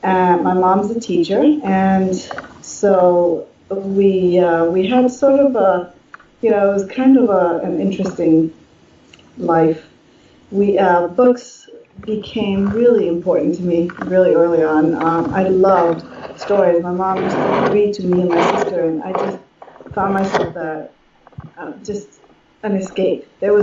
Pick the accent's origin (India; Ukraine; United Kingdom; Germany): Germany; But I grew up in Germany. My parents are German. My grandparents are German. I have my cousins over in Germany.